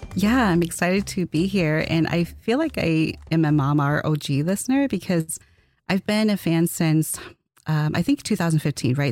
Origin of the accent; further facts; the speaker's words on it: Twin Cities region of Minnesota, United States; I'm from the Twin Cities region of Minnesota